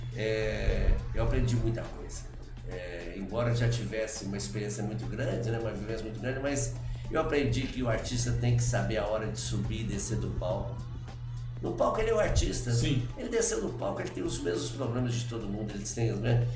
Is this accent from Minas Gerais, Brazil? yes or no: yes; Varginha, Minas Gerais, Brazil; also born or lived in Três Pontas; eu nasci em Três Pontas e fui criado em Varginha